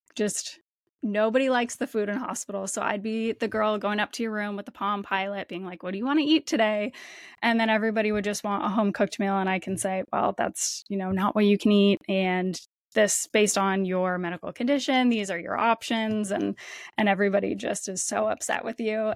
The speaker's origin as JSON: {"language": "English", "town": "Windsor", "region": "Ontario", "country": "Canada", "tie": "born or raised there", "moved": "as an adult", "lives_now": "Toronto, Canada", "said": "I grew up just across the border in Windsor, Ontario, in Canada"}